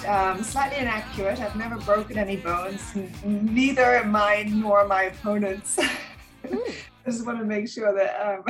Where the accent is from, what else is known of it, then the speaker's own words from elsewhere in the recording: Germany; moved away as an adult; also born or lived in England; So I grew up in Germany. My parents are English, so I'm actually British. I moved to England when I was 18